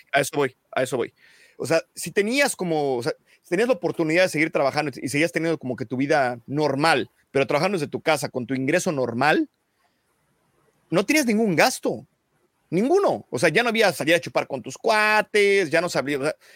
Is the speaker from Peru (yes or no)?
no; Mexico City, Mexico; Yo soy de Lindavista, pero iba al TEC de Monterrey, entonces pasaba por Tlane todos los días